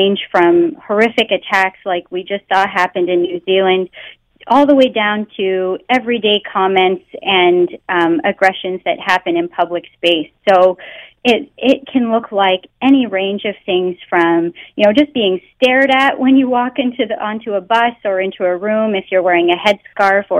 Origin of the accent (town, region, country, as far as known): Canada; born or raised there; first language English